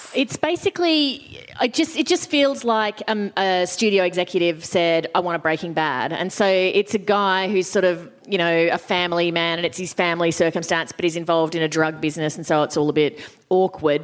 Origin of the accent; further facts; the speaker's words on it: Australia; as an Australian